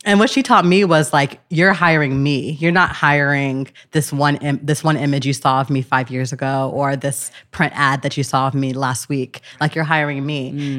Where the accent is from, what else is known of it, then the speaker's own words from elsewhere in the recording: Gardena, California, United States; I grew up in Los Angeles